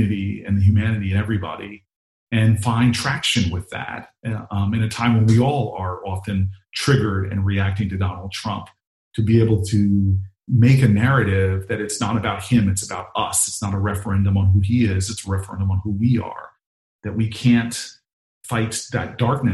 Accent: Newark, New Jersey, United States; accent: Jersey; also born or lived in California; I went to California for college, so I was teased mercilessly about my Jersey accent out there

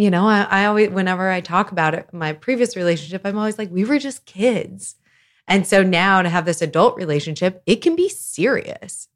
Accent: Lawrence, Kansas, United States; now in Chicago, United States; I am originally from Lawrence, Kansas. Been in Chicago for a long, long time

